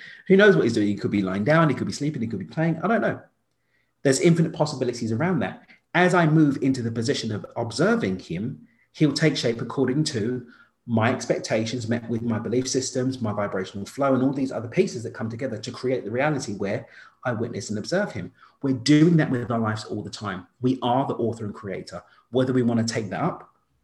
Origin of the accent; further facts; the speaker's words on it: London, United Kingdom; now in Mexico; I grew up in East London. Now I live in Mexico, but I spent most of my time in Europe